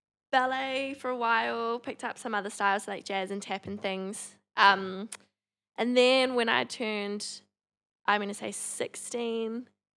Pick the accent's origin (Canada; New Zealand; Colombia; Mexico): New Zealand; Palmerston North, Manawatū-Whanganui; moved away; I grew up in Palmy.